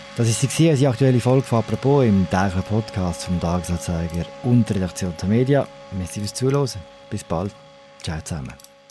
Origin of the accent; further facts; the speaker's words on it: Switzerland; bei uns in der Schweiz